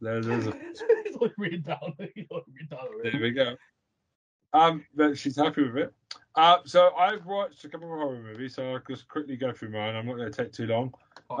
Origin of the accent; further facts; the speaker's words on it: United Kingdom; I'm British.